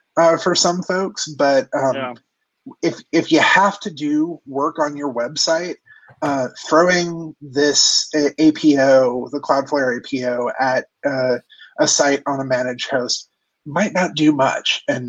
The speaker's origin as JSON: {"language": "English", "region": "California", "country": "United States", "tie": "born or raised there", "said": "grew up in Orange County, and around the time of people tuning their Honda Civics"}